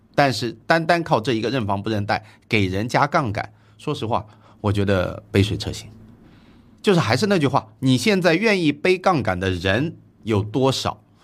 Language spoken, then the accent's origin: Chinese; China; 我们中国人